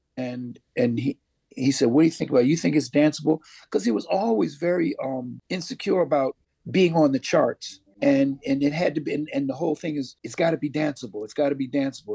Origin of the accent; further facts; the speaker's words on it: Syracuse, New York, United States; also born or lived in Philadelphia; now in Jamaica; I'm from Syracuse, New York, the cold snow belt of Syracuse, New York. And, um, yeah, that's where I, that's where I, um, hail from